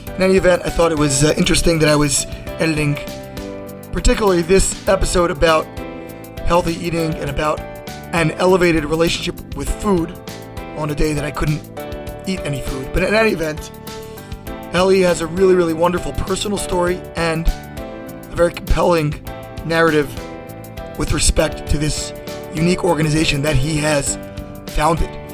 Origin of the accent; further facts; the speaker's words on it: Baltimore, Maryland, United States; also born or lived in D.C. area; now in Washington, D.C. area, United States; I grew up in Baltimore and ended up down here in the D.C. area